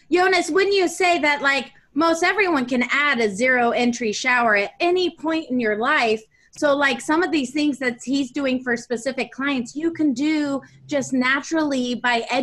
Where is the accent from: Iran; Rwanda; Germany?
Germany; also born or lived in Netherlands; up in Germany and went to school in Holland. And I grew up seeing that culturally, that was the norm out of a, uh, in a lot of countries other than the United States.